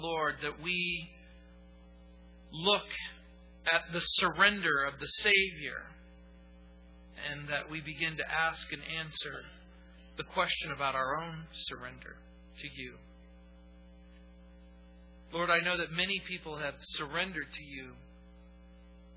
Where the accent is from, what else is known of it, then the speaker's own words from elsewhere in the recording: New Orleans, Louisiana, United States; In the little community where I was born in New Orleans, there was a particular ward.